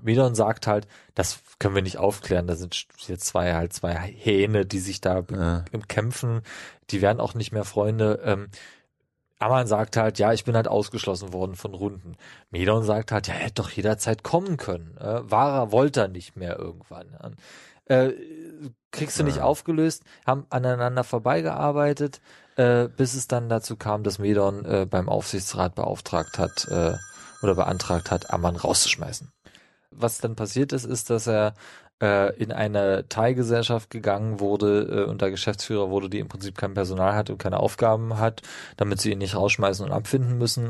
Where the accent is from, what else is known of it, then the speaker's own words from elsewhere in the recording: Brandenburg, Germany; Ich komme aus Brandenburg, meine Familie hat da gebaut